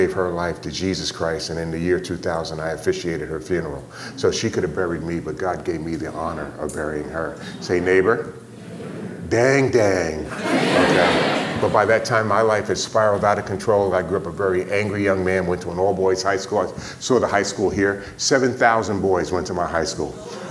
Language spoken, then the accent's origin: English; New York City, New York, United States; I was born and raised in New York City